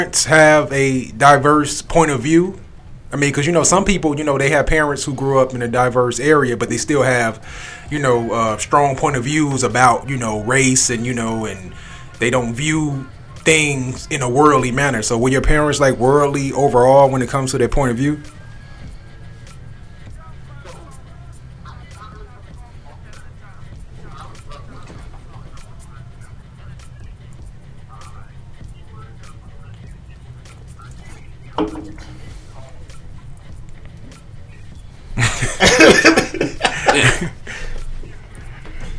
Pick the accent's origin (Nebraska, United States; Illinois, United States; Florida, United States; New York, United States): Illinois, United States; Chicago; we grew up in Chicago.